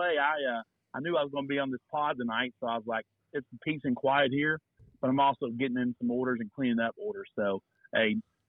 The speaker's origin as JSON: {"language": "English", "town": "Knoxville", "region": "Tennessee", "country": "United States", "tie": "born or raised there", "said": "I'm born and raised in Knoxville, lived here pretty much my entire life other than a little seven-month stay in the desert with you guys"}